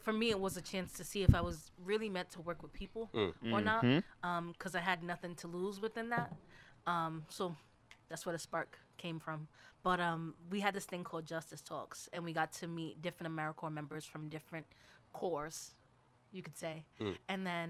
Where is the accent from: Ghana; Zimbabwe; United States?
Ghana